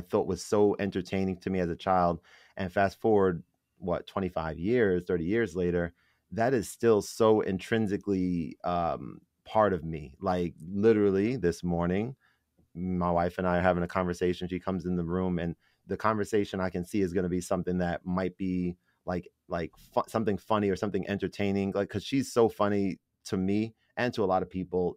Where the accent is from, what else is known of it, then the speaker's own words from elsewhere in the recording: New York City, New York, United States; I was born in the Bronx.